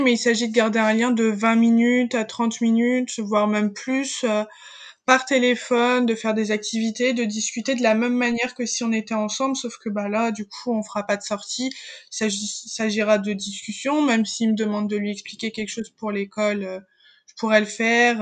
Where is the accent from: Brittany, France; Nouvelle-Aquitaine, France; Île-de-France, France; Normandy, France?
Brittany, France; a small town in Morbihan near Lorient; moved away as an adult; now in Rennes, France; je viens d'un milieu rural, je viens d'une petite campagne, euh, enfin d'une petite ville du Morbihan près de Lorient